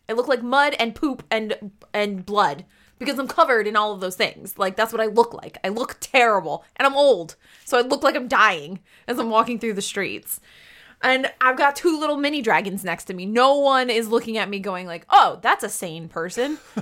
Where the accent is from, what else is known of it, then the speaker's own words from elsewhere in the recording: United States; I'm American